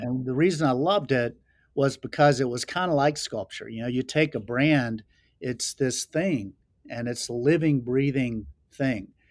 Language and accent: English; Laurinburg, North Carolina, United States; moved away as an adult; also born or lived in Charlotte, North Carolina / Florida / Montana; I was born in North Carolina, so I consider myself a Carolina boy and grew up, you know, running through the woods with my brothers